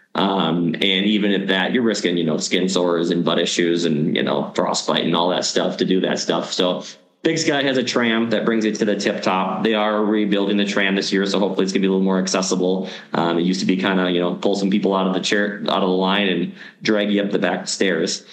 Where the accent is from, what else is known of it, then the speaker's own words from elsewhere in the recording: Green Bay, Wisconsin, United States; moved away as an adult; now in Bozeman, United States; I'm originally from the Green Bay, Wisconsin area.